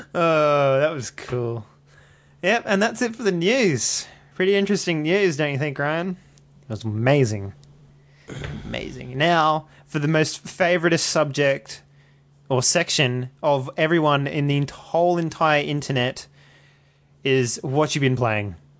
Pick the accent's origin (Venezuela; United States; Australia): Australia; accent: Australian; my Australian accent